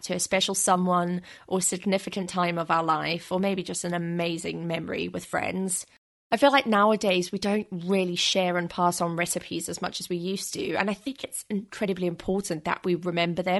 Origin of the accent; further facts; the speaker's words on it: South Africa; now in London, United Kingdom; now I live in London, so miles and miles away from where I grew up in South Africa